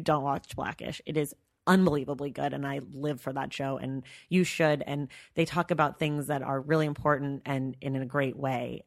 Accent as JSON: {"language": "English", "area": "Bay Area", "region": "California", "country": "United States", "tie": "born or raised there", "said": "we grew up in the Bay Area"}